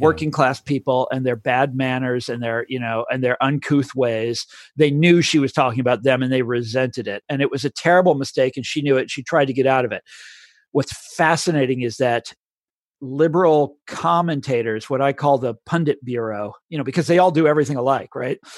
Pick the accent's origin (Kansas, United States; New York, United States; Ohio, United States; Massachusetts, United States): Kansas, United States; I'm from Kansas.